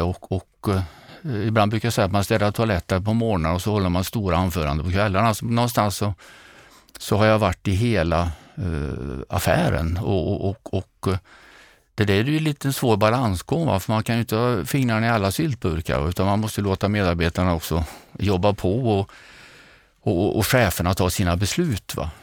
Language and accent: Swedish; Grums, Värmland, Sweden; accent: Värmland dialect; also born or lived in Åmotfors; now in Nyköping, Sweden; Har man växt upp i Åmotfors och Grums så passar en by utanför Nyköping bättre än, än Kungsholmen och jag bor där nu